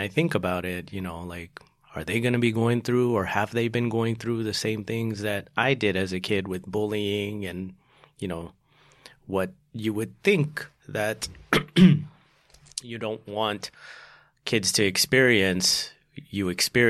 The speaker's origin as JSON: {"language": "English", "town": "Salt Lake City", "region": "Utah", "country": "United States", "tie": "born there", "said": "I was born in Salt Lake City, Utah."}